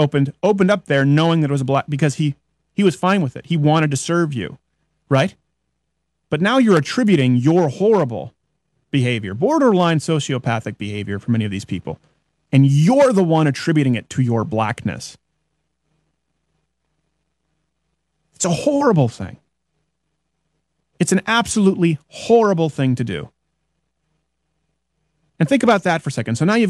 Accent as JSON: {"language": "English", "region": "Quebec", "country": "Canada", "tie": "born or raised there", "first_language": "English", "moved": "yes", "said": "as an English-speaking Canadian living in French Canada, they thought I was retarded until the fourth grade because I had to go to French public schools"}